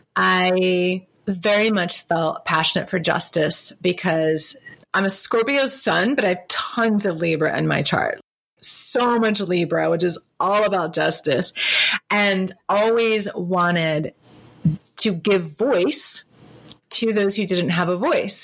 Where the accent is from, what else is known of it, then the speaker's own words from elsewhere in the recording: South Carolina, United States; moved away; also born or lived in Boston / Charlotte, North Carolina; growing up in South Carolina